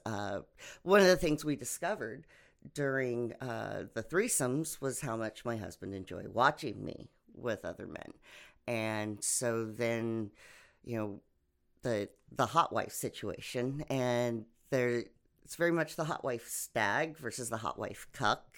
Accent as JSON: {"language": "English", "region": "Oklahoma", "country": "United States", "tie": "born or raised there", "also_born_or_lived": "various US states", "said": "lived my life kind of all over the states until I moved to Oklahoma when I was 10"}